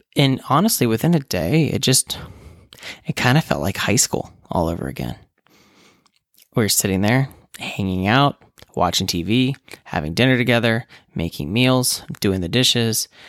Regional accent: West Virginia, United States; moved away as an adult; now in Nebraska, United States; I grew up in West Virginia, and my parents still live there

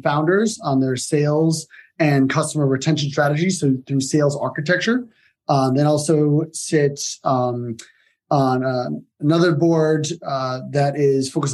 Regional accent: Southern Connecticut, United States; moved away; also born or lived in New York City, United States / Greece (ancestry); I was born in New York, Upper East Side. And then my family moved out from there to Connecticut. So grew up in Southern Connecticut, went to school there

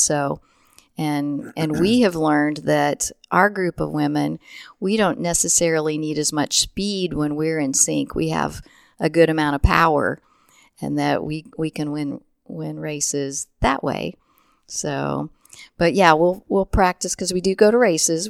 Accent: Chrisman, Illinois, United States; also born or lived in Indianapolis, Indiana; I grew up in central Illinois. Um, I grew up in Chrisman, Illinois.

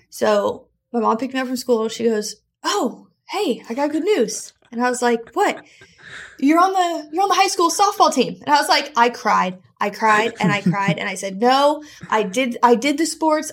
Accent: South Florida, United States; I was born in South Florida

